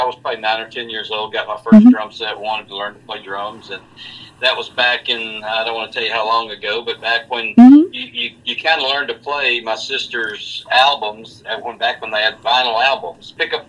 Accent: Louisiana, United States; Now, I grew up in Louisiana.

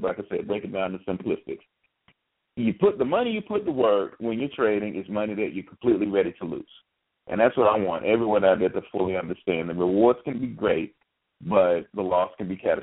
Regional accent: United States; we're black and we're American

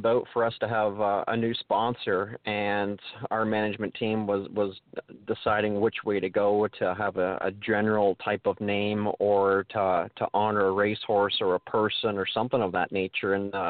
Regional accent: London, Ontario, Canada; Growing up, I grew up in the London area

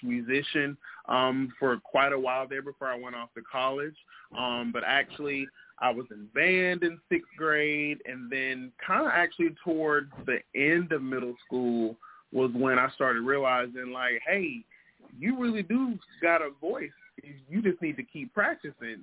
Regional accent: Mississippi, United States; from Mississippi. You know, I'm Antonio's cousin. You know, I'm born and raised there

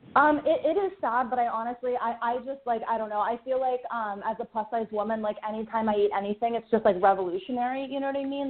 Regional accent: Pittsburgh, Pennsylvania, United States; moved away as an adult; also born or lived in the South; I'm from Pittsburgh

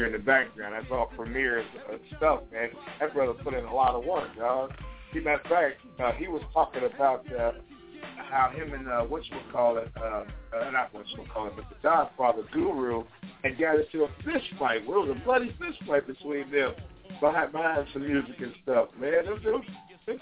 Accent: Chicago, Illinois, United States; now in Portland, United States; my hometown

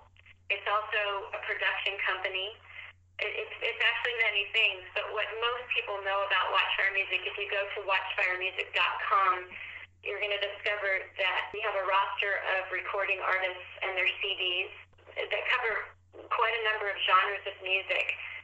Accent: United States; I've lived in many, many places growing up in the United States, many regions of the country

